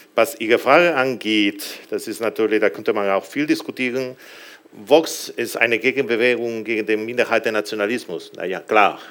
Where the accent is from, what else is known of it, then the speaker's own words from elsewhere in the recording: Galicia, Spain; also ich komme selbst aus Galizien